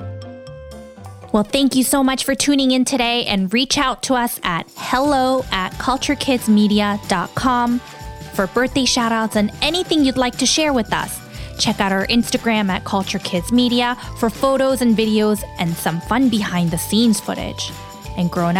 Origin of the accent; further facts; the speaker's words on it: South Korea; now in United States; South Korea, my hometown